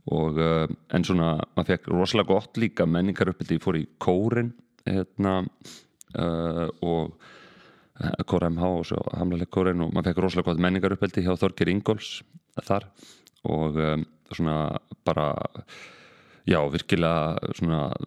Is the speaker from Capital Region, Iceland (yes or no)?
yes; Reykjavík, Capital Region, Iceland; ég er bara stoltur, stoltur reykingigur hérna fættur auðbalinn hér og hérna já, bara sem sagt ólst upp í Norðumýrinni